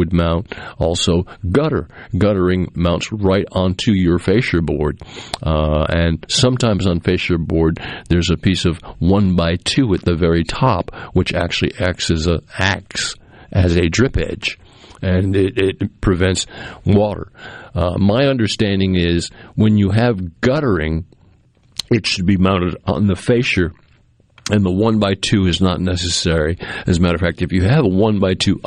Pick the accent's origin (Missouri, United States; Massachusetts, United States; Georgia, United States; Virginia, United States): Massachusetts, United States; also born or lived in central Mississippi; now in Mississippi, United States; We had a septic tank as I was growing up in Massachusetts